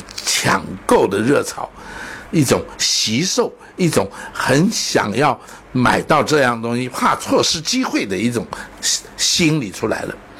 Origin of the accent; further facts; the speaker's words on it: China; 我们中国人的智慧太厉害了